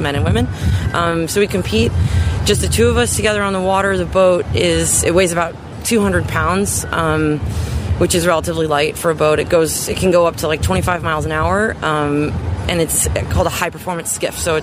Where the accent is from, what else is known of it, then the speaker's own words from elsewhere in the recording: Wilmette, Illinois, United States; I'm from Wilmette, Illinois, and I sail the 49er FX